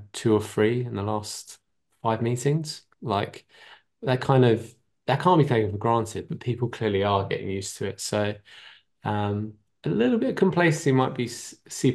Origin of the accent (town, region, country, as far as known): Ireland